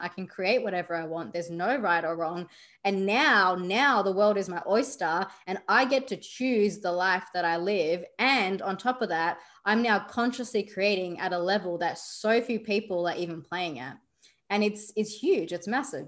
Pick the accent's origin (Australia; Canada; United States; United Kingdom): Australia; I grew up in Australia, yet my background is still Indian